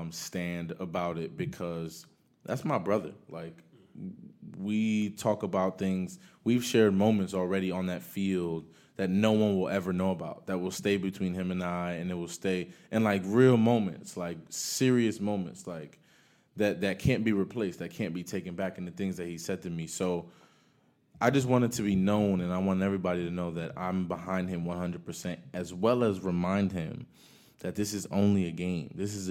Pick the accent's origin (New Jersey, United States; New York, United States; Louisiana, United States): New Jersey, United States; Paterson; I came from Paterson, New Jersey, where my mother just made enough for us to, you know, buy a home and move out.